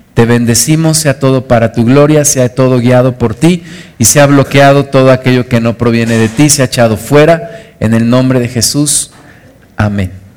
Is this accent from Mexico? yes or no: yes; Mexico City, Mexico; moved away; yo era niño, crecí en, la Ciudad de, México